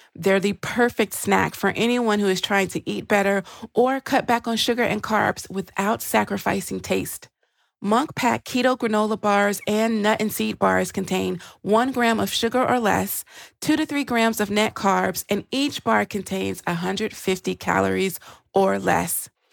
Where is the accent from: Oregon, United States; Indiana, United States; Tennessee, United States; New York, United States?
Tennessee, United States; Nashville; moved away as an adult; when you grow up in Music City